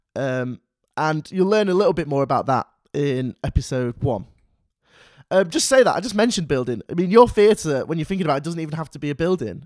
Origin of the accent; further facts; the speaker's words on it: Manchester, North West England, United Kingdom; I'm from Manchester